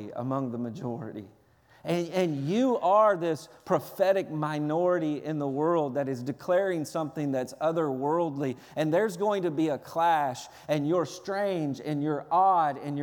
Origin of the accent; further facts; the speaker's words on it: Lewisburg, Tennessee, United States; my hometown, Lewisburg, Tennessee